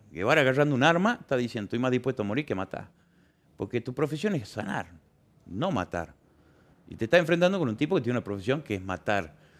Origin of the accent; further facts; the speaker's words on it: Argentina; Somos argentinos